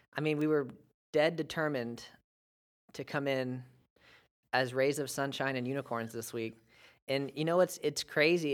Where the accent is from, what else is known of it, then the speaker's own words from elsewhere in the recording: United States; as an American